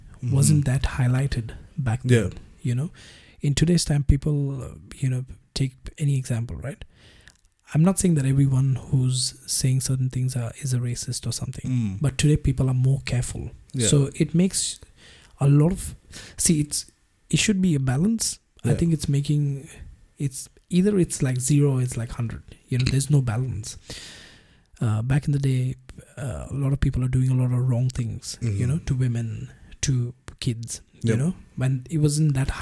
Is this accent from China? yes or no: no; India; now in Australia; being an Indian living in Australia for so many years now